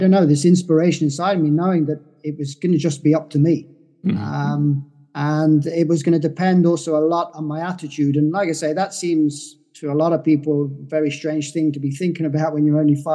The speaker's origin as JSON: {"language": "English", "country": "Guernsey", "tie": "born or raised there", "said": "when I was born in Guernsey, I came from a very dysfunctional family"}